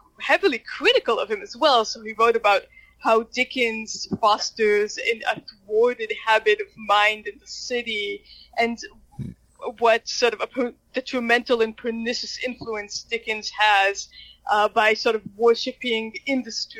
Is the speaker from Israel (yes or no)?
yes; Jerusalem, Jerusalem District, Israel; I grew up in Jerusalem, Israel